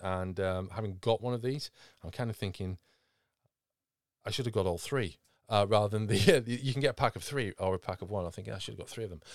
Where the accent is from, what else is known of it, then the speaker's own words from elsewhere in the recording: United Kingdom; being British